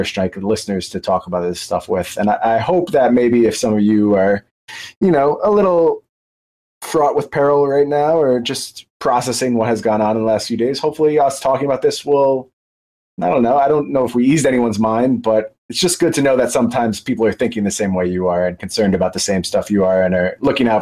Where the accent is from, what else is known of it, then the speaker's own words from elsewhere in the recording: United States; as an American